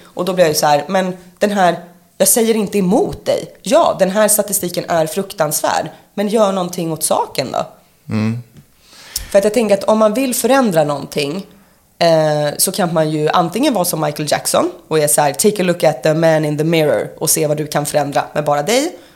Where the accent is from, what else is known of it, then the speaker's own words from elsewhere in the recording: Sorunda, Stockholm County, Sweden; moved away; also born or lived in Gothenburg; jag var ju uppvuxen utanför Nynäshamn i Sorunda